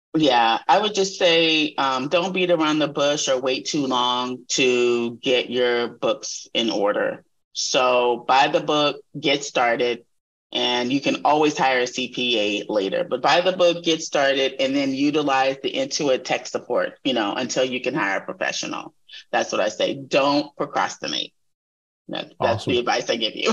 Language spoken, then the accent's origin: English; Texas, United States; moved away; also born or lived in California; this is a Texas girl talking